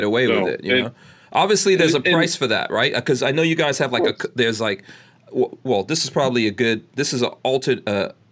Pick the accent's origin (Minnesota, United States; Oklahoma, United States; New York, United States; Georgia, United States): New York, United States; New York City; I grew up in New York City with cops there.